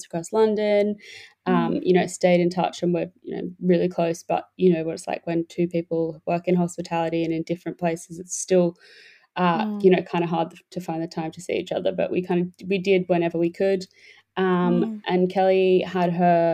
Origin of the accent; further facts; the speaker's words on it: Australia; moved away; I am Australian. Well, I'm British. Both my parents are English, but I was born and grew up in Australia.